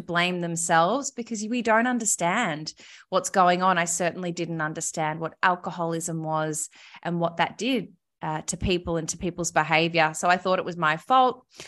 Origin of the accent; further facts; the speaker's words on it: Melbourne, Victoria, Australia; also born or lived in Sydney; I lived in Sydney, but I'm from Melbourne originally